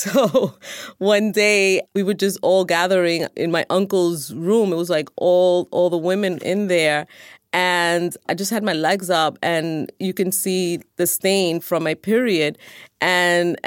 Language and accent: English; New York City, New York, United States; I am 53 years old, and I'm from New York City